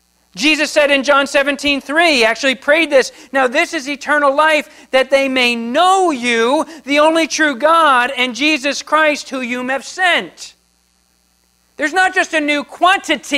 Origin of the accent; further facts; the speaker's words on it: New Jersey, United States; moved away as an adult; I grew up in New Jersey. So that is on the East Coast, the Atlantic Ocean. And I grew up there. I spent 30-something years there.